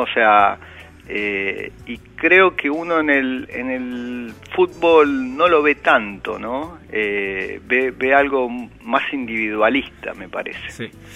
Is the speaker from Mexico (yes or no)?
no; Argentina; nosotros como argentinos